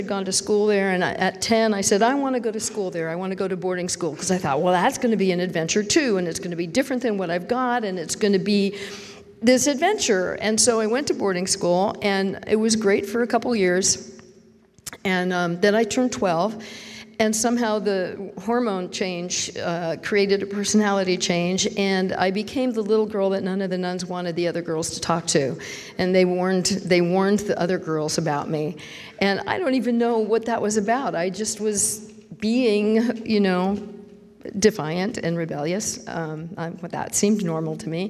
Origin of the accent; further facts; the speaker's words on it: San Francisco Bay Area, California, United States; I was raised in the San Francisco Bay Area